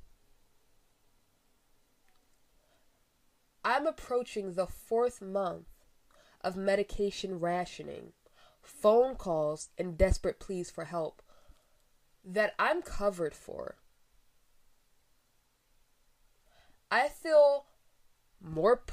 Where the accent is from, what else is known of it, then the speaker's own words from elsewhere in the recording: Philadelphia, Pennsylvania, United States; As a Philadelphian